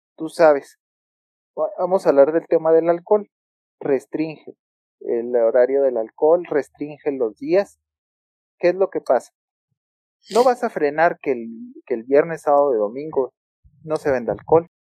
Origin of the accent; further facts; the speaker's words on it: Hidalgo del Parral, Chihuahua, Mexico; also born or lived in Ciudad Juárez; los de Parral somos los argentinos de Chihuahua